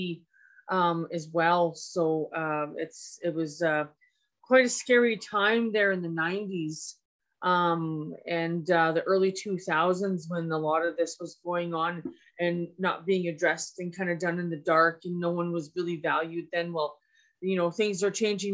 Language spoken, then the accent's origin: English; Edmonton, Alberta, Canada; also born or lived in Fort McMurray; I was born and raised here in Treaty 6 here in so-called Edmonton.